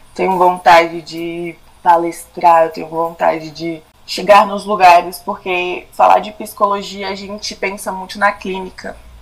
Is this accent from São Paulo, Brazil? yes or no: no; Brasília, Federal District, Brazil; sou aqui de Brasília, nascida e criada aqui.